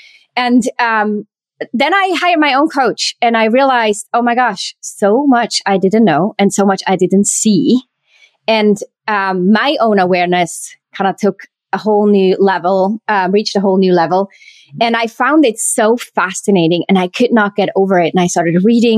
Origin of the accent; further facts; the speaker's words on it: Switzerland; I was born and raised in Switzerland